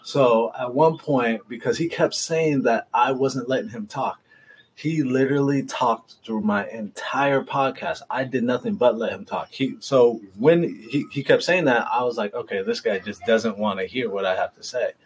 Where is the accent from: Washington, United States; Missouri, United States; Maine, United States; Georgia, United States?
Washington, United States; Seattle; now in Southern California, United States; I'm from Seattle, but it's been so long